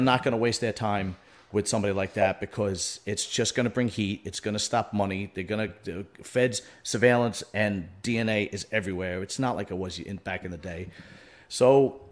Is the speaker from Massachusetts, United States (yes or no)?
no; New York City, New York, United States; I grew up in Bentonhurst, Brooklyn, during a time where that neighborhood was entrenched